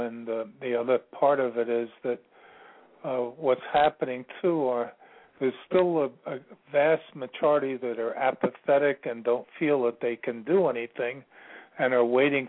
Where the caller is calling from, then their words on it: Virginia, United States; I'm calling from Virginia.